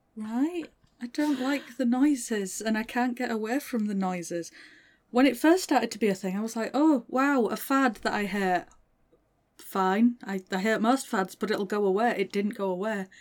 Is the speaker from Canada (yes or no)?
no; Northern England, United Kingdom; accent: Northern; I'm Northern. I have to stop and speak properly when I'm speaking to someone who doesn't have my accent.